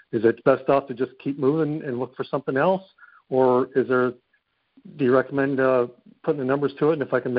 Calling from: Texas, United States; Central Texas.

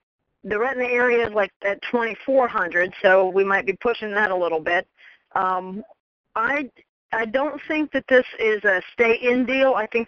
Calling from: Maryland, United States; I'm from Maryland.

